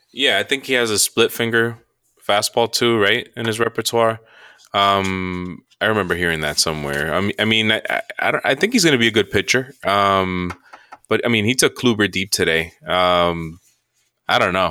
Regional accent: New York, United States; We're, we're from New York. We're first generation Americans, uh, Dominican parents

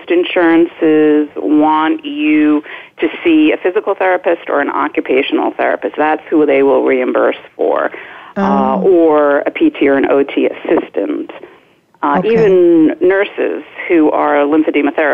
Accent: New Jersey, United States; also born or lived in Boston / Miami / Fort Lauderdale / Hollywood, Florida; now in Kensington, Maryland, United States; I grew up in New Jersey, and I went to school in Boston, so it's not like I hadn't seen snow before.

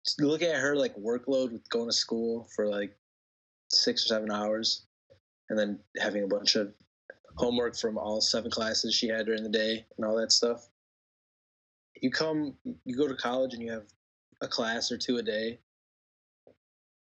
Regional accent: Buffalo Grove, Illinois, United States; moved away as an adult; I'm from Buffalo Grove, Illinois. I went to Wheeling High School

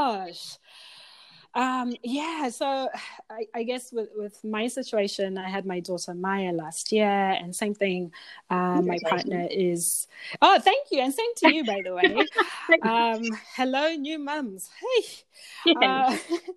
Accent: Zimbabwe; now in Australia; I grew up in Zimbabwe, lots of Black people around me

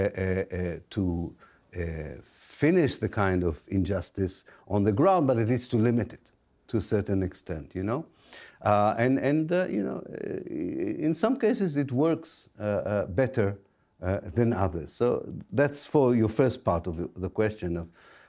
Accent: Israel; moved away; I'm an Israeli Jew. I was born in Israel, I went to the Israeli army

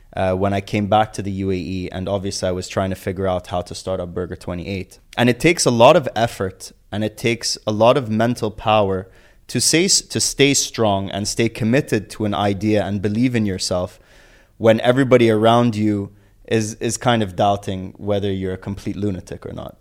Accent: Abu Dhabi, United Arab Emirates; growing up in Abu Dhabi, both my parents were entrepreneurs

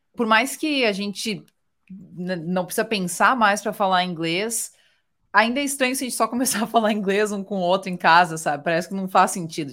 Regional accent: South Region, Brazil; moved away as an adult; now in United States; eu sou do sul

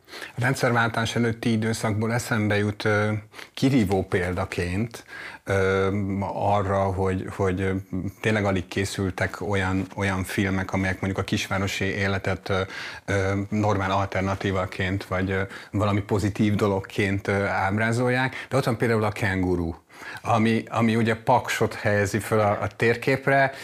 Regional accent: Dunaújváros, Fejér, Hungary; én is ott születtem, és ott nőttem föl

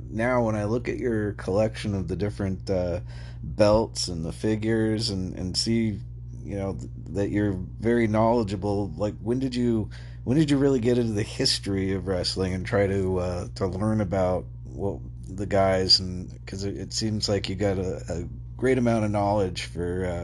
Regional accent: an hour and 20 minutes from Sacramento, California, United States; it was like an hour and 20 minutes from where I grew up

